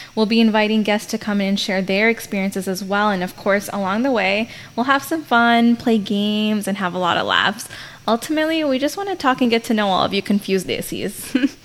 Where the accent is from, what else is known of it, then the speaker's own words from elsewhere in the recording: United States; first generation Indians living in America. This means that we are the first generation of kids born outside of India